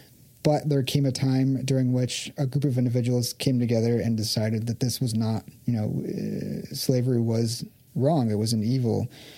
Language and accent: English; Los Angeles, California, United States; I'm an American, I'm a Californian, I'm a Los Angeles, you know, I'm a, you know, ex-university alumni, I am a Dodgers fan